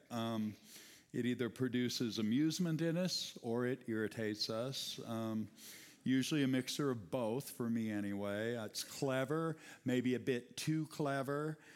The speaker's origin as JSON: {"language": "English", "country": "United States", "said": "English-speaking Americans"}